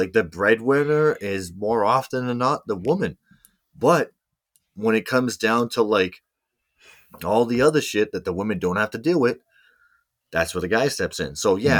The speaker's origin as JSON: {"language": "English", "region": "Mississippi", "country": "United States", "said": "Michigan, Mississippi. I'm from Mississippi."}